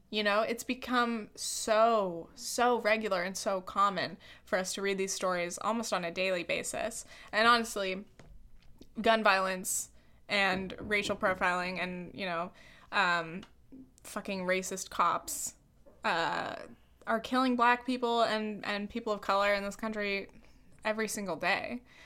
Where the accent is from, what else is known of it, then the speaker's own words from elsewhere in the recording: California, United States; I'm a white woman from the United States. I'm from California.